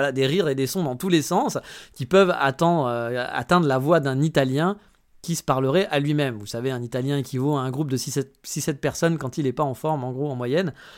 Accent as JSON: {"language": "French", "country": "France", "moved": "yes", "lives_now": "Japan", "said": "chez nous en France"}